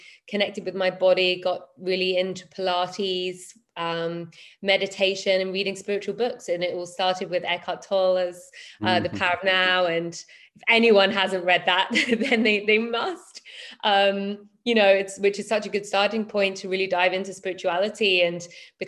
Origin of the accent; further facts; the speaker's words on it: London, United Kingdom; moved away as an adult; also born or lived in Berlin; left my hometown, my home city of London